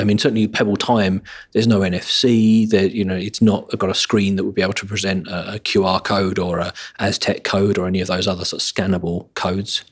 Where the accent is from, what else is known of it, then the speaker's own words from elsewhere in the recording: an hour outside London, England, United Kingdom; now in London, United Kingdom; my hometown, an hour outside London